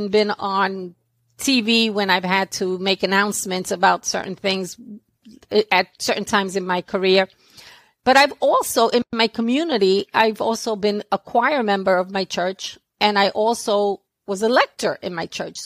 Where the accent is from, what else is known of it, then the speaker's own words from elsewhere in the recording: New York City, New York, United States; accent: New York; I was born and raised in Brooklyn, New York. I've been here all of my life. I'm still in Brooklyn.